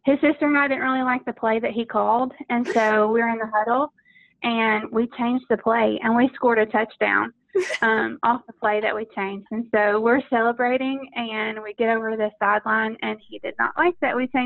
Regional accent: Knoxville, Tennessee, United States; I grew up in Knoxville, Tennessee

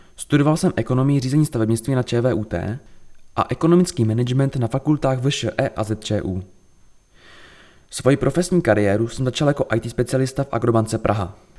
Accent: Příbram, Central Bohemian Region, Czechia; Narodil jsem se v Příbrami, kde bydlím celý svůj život

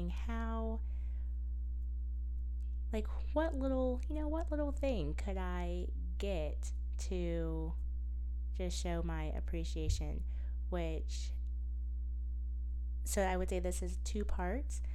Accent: United States; I'm from America

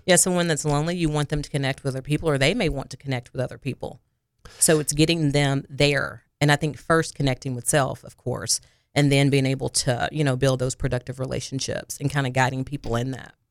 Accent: Harrisburg, Arkansas, United States; moved away as an adult; also born or lived in Jonesboro, Arkansas; now in Little Rock, United States; I am originally from Harrisburg, Arkansas. It is by Jonesboro, Arkansas

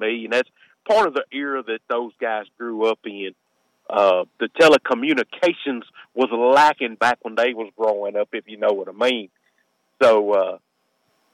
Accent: the South, United States; I'm from the South

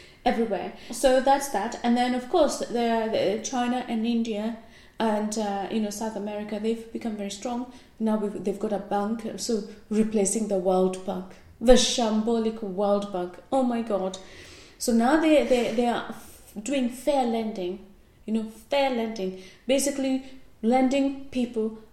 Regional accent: Kenya

